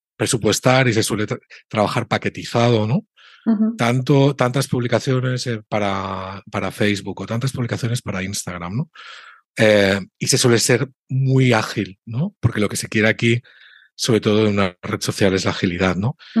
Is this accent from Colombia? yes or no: no; Spain; yo tengo como español